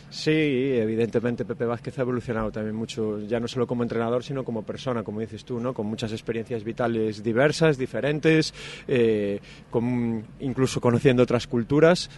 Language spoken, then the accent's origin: Spanish; Santiago de Compostela, Galicia, Spain; now in Salamanca, Spain; Santiago de Compostela, de donde yo soy